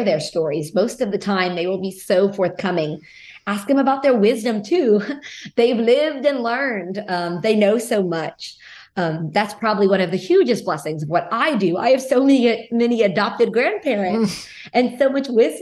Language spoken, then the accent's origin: English; Lafayette, Louisiana, United States; I grew up in Lafayette, Louisiana. So that is in the heart of Cajun country.